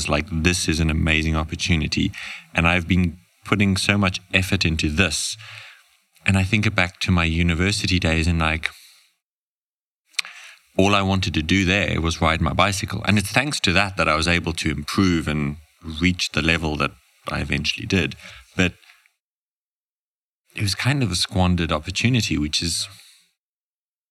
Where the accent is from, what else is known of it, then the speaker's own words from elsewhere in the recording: Namibia; I was born and raised in Namibia, very proud